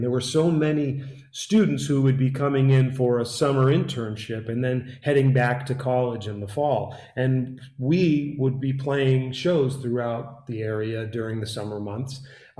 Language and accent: English; Worcester, Massachusetts, United States; moved away as an adult; also born or lived in Washington, D.C.; I grew up in Worcester, Massachusetts, in the middle of the state. And went to school. I went to high school out there in Western Massachusetts